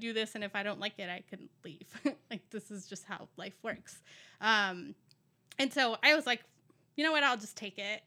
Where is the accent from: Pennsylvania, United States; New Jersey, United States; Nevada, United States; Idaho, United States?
Nevada, United States; Las Vegas; also born or lived in California / Mexico; I grew up in Las Vegas